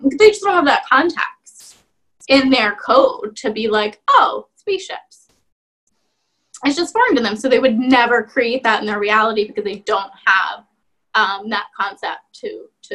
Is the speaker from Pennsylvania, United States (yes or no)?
yes; Bucks County, Pennsylvania, United States; I grew up in Bucks County.